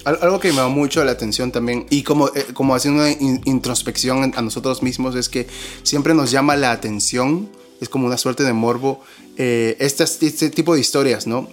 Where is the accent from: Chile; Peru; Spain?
Peru; somos dos peruanos